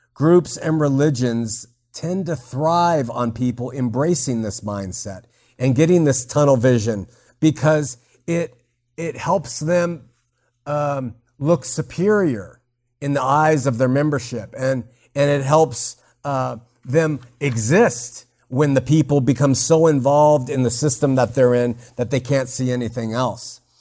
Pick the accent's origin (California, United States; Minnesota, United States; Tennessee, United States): California, United States; Southern; I grew up in Southern California as a waspy SoCal kid